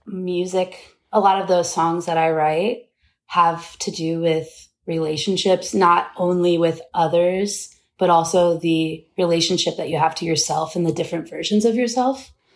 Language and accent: English; Bowling Green, Kentucky, United States; now in Atlanta, United States; Yes, I moved around a lot as a kid. Like I moved a ton, but Bowling Green is kind of my hometown.